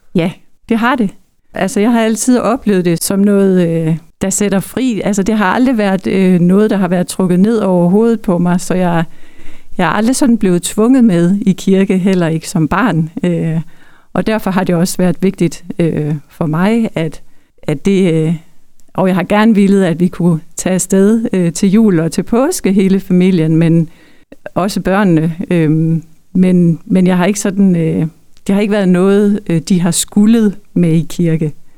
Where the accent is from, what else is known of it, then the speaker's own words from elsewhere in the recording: Denmark; now in Hirtshals area, Denmark; jeg er opvokset i Østerbro